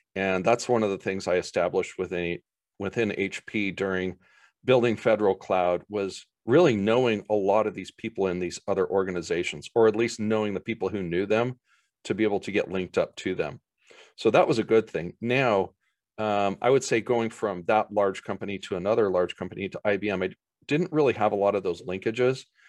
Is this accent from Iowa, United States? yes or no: no; Boise, Idaho, United States; my hometown area of Boise